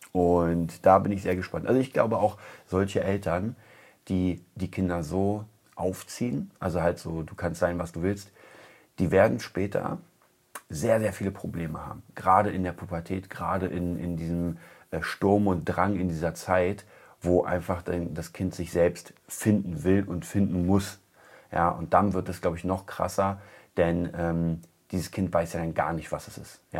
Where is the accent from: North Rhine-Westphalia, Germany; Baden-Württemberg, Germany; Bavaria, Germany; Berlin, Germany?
Berlin, Germany; Also ich komme aus Kreuzberg, ich weiß das.